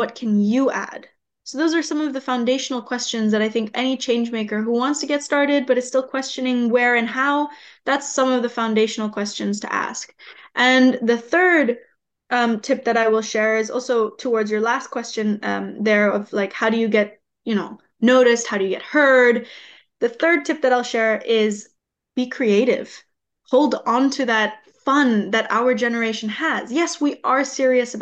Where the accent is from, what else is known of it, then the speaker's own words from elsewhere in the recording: Bali, Indonesia; the waves that I've been in my entire life growing up on an island like Bali